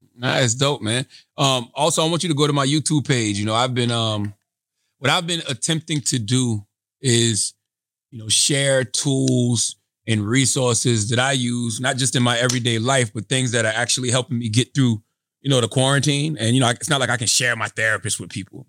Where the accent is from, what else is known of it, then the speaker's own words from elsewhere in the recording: Moncks Corner, South Carolina, United States; growing up where I grew up in Monk's Corner, South Carolina